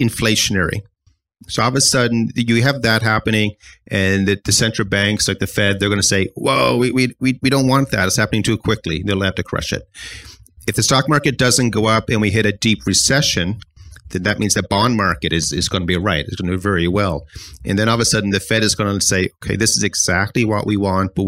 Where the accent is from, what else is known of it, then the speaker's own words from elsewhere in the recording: Halifax, Nova Scotia, Canada; I'm from Halifax